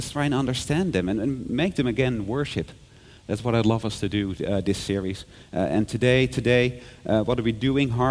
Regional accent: Netherlands; moved away as an adult; now in Hong Kong; I'm from the Netherlands, and what we did in my hometown, there was carol singing on Christmas Eve

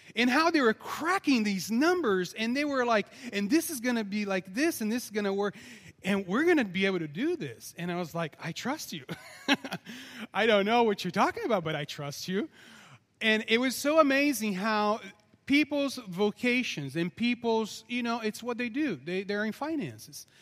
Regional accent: Brazil; I'm very Portuguese, by the way, even though I'm from Brazil

